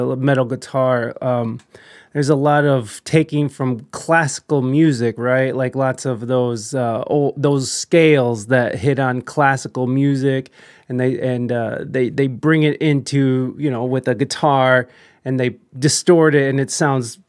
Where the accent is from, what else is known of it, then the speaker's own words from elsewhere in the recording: United States; first language English; I'm American and this is the only language I know is English